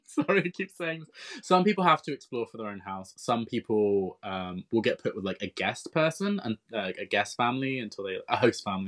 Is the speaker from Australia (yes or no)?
no; United Kingdom; moved away as an adult; now in Japan; we're from the United Kingdom